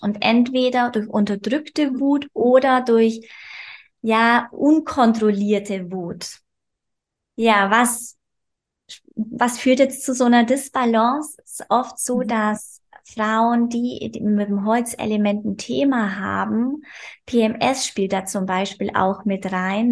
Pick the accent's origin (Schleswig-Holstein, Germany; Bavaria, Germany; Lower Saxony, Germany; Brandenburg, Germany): Bavaria, Germany; ich komme aus Bayern, aus lebe auf dem Land mit meinem Mann.